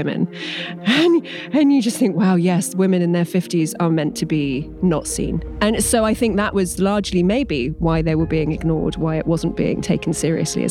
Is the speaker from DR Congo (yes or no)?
no; England, United Kingdom; I'm English.